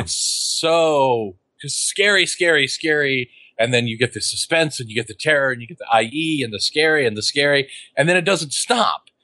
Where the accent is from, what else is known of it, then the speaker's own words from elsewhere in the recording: Beloit, Kansas, United States; the supermarket I grew up with in Beloit, Kansas